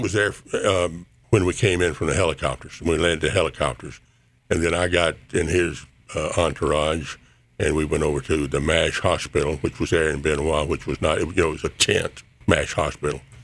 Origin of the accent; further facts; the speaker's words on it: Columbus, Mississippi, United States; we were raised in the First Baptist Church in Columbus, Mississippi